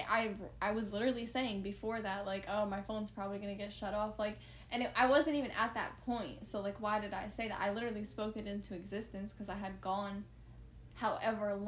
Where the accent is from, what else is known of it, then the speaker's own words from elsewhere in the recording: New Jersey, United States; moved away as an adult; now in Florida, United States; I'm from New Jersey. When I moved to Florida 4 years ago